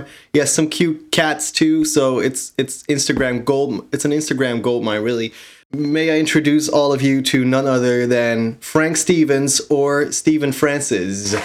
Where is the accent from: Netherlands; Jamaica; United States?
Netherlands; Groningen; you're from my hometown, right? We know each other from back in the Netherlands, from Groningen